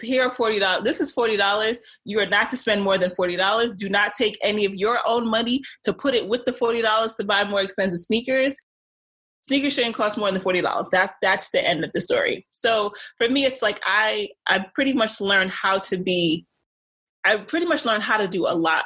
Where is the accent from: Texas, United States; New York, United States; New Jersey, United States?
New York, United States; New York City; being from Brooklyn, you know, growing up in the Caribbean, like with the Caribbean family.